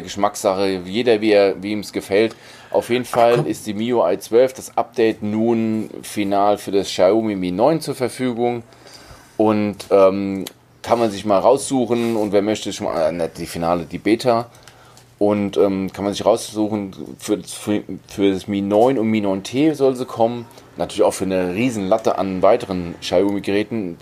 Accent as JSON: {"language": "German", "country": "Germany", "said": "bei uns in Deutschland"}